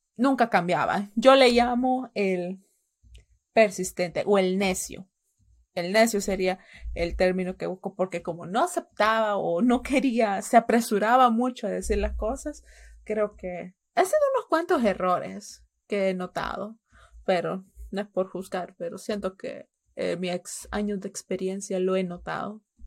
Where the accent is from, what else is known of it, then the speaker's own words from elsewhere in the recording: El Salvador; mis padres eran salvadoreños